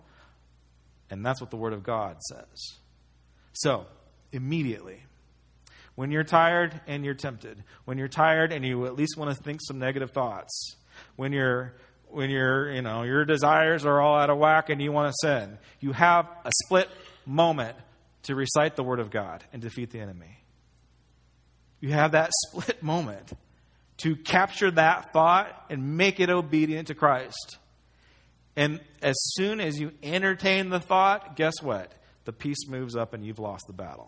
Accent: United States; as an American

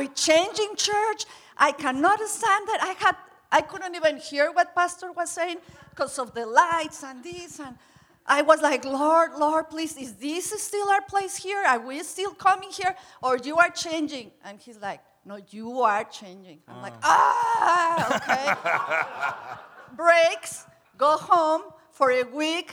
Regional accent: Mexico; I'm from Mexico, and in Mexico, kids stay in your home

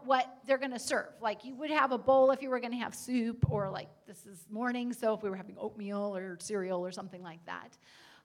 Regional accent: United States; As Americans

